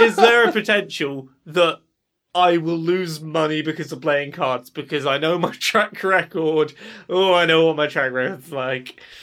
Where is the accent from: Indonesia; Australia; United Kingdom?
United Kingdom; England; I'm English